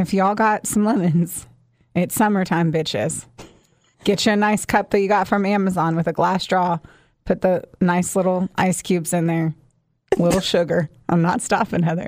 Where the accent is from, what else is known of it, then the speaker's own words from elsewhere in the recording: Southern Indiana, United States; also born or lived in Florida; now in Kentucky, United States; I, too, was a s, a Southern Indiana girl